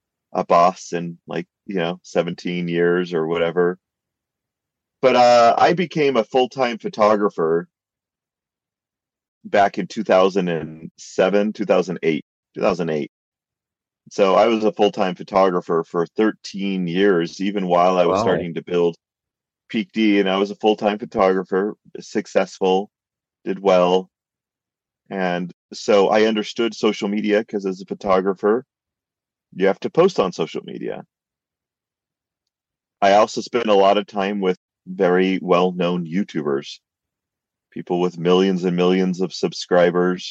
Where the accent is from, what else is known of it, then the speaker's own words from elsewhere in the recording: California, United States; moved away as an adult; now in Utah, United States; I grew up in California and went to school in Utah and stuck around here